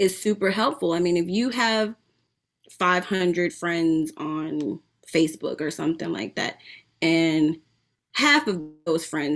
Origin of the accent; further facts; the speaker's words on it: East Orange, New Jersey, United States; I'm from East Orange, New Jersey